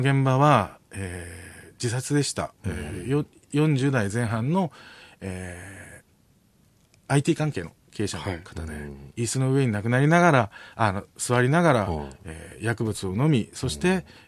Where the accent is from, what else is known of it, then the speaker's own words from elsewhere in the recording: Okinawa, Japan; moved away; 沖縄から出てきた